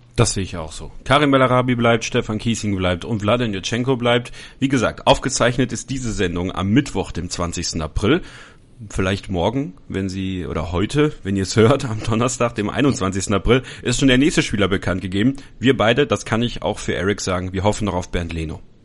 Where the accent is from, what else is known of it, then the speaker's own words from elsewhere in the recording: Borken, North Rhine-Westphalia, Germany; Das Westmünsterland, ich komme aus Borken, ein kleines, äh, eine kleine, eine kleine Halbgroßstadt